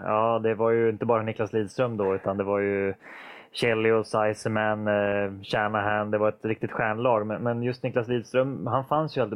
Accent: Västerås, Västmanland, Sweden; jag kom ju från Västerås och uppväxt i Västerås från början där

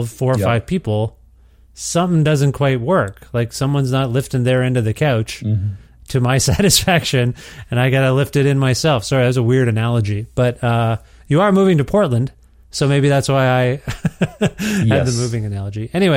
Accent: Ontario, Canada; moved away as an adult; now in Edmonton, Canada; I grew up in Ontario, Canada, lived there my whole life

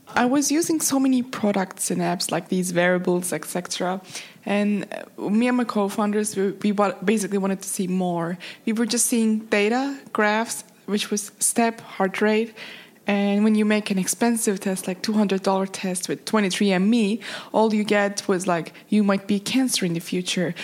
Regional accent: Turkey; I'm from Turkey

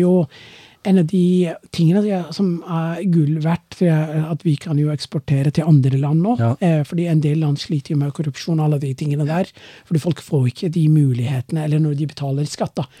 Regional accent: Somalia; Norwegian is a second language; moved away as an adult; now in Norway; Jeg er jo fra Somalia

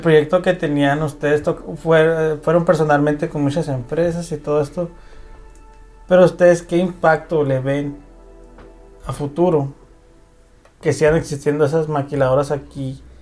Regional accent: Ciudad Juárez, Chihuahua, Mexico; somos de Ciudad Juárez, estamos en Chihuahua

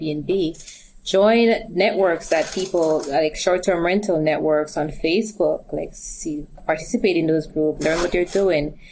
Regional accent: Jamaica; I'm from Jamaica too

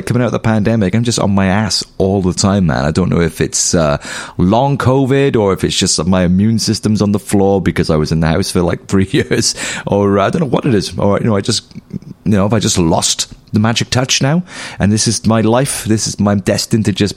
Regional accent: Pontypool, Wales, United Kingdom; where I was raised in Pontypool

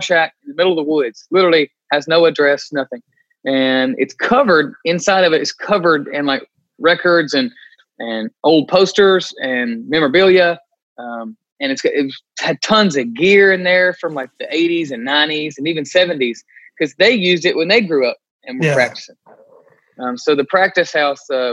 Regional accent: Glasgow, Kentucky, United States; I was growing up in Glasgow, 15 minutes away

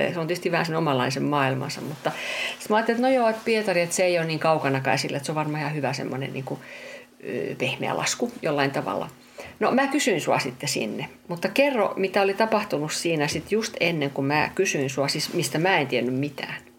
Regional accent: Finland; mä oon, mä oon Suomesta, että kyllä mä oon tottunut, että on kylmää

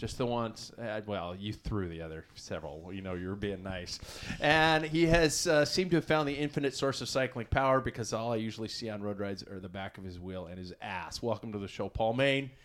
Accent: United States; as an American

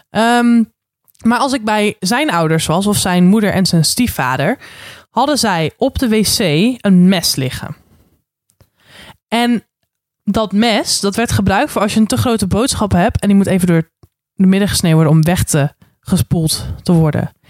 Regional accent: Randstad, Netherlands

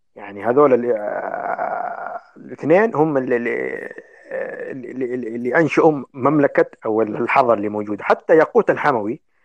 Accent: Yemen; عندنا في اليمن

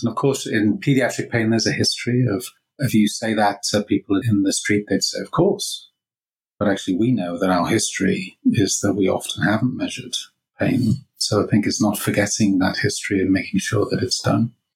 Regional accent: Liverpool, North West England, United Kingdom; moved away as an adult; also born or lived in Lancaster / Bath; So, I grew up in Liverpool

